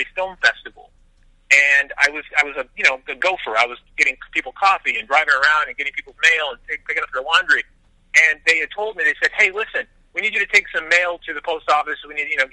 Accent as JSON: {"language": "English", "town": "Las Vegas", "region": "Nevada", "country": "United States", "tie": "born or raised there", "said": "I'm from Las Vegas"}